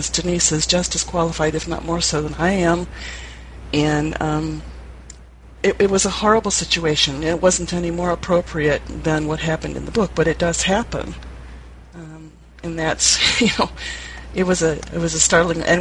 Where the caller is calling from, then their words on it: Ann Arbor, Michigan, United States; I'm in from Ann Arbor.